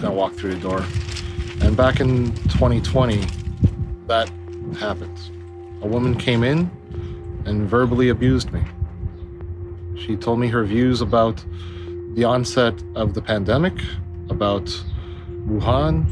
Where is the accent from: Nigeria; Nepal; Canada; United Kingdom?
Canada; I'm Canadian. I was born here